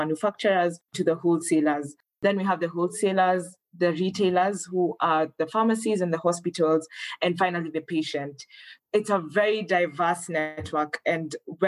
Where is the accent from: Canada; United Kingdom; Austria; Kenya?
Kenya; moved away as an adult; now in Rwanda; I'm Kenyan, but I'm currently studying at the African Leadership University in Rwanda